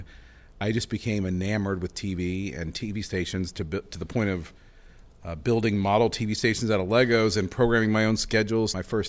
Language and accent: English; Norman, Oklahoma, United States; And I'm still not sure how we were kidnapped and landed and grew up and born and raised in Norman and Oklahoma.